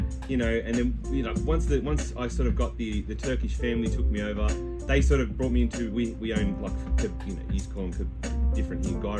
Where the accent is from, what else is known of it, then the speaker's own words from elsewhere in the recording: Australia; also born or lived in Ireland; So born in Ireland, raised in Australia.